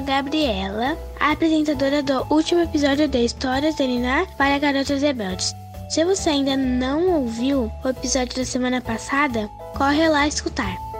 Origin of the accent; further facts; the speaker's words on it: São Paulo, Brazil; sou de São Paulo, tenho 9 anos